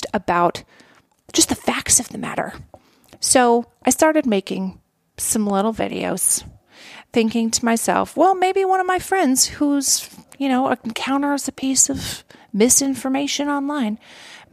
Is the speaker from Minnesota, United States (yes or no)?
yes; Minnesota, United States; I like Minnesota. That's where I'm from